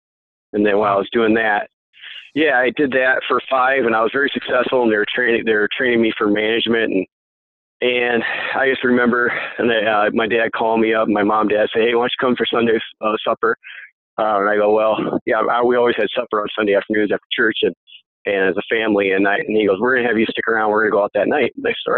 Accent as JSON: {"language": "English", "town": "Dell Rapids", "region": "South Dakota", "country": "United States", "said": "But how I started off was I originally from Del Rapids"}